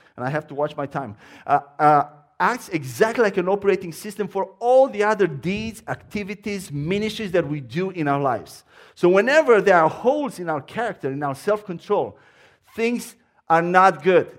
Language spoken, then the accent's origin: English; Romania; accent: Romanian; English is a second language; moved away as an adult; now in United States; my accent is Romanian.